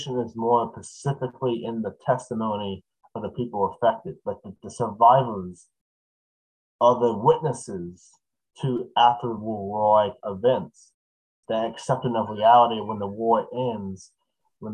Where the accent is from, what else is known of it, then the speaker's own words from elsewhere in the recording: United States; I'm American